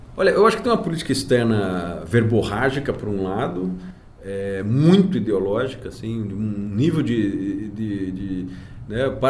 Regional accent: Brazil; como brasileiro

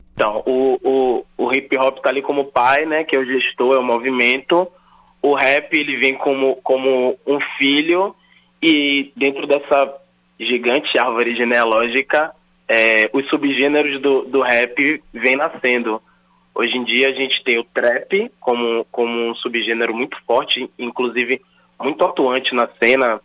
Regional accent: Salvador, Bahia, Brazil; Eu sou nascido, crescido e criado na Cidade Baixa, aqui em Salvador, Bahia

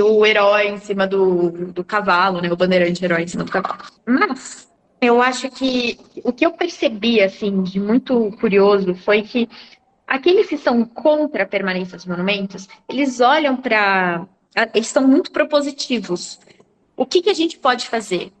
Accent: Brazil; nós, como brasileiros

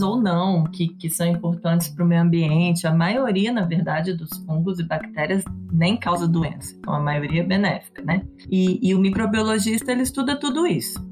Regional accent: interior of Rio de Janeiro, Brazil; moved away as an adult; also born or lived in Minas Gerais; now in São Paulo, Brazil; Eu sou mineira, mas fui criada no interior do Rio

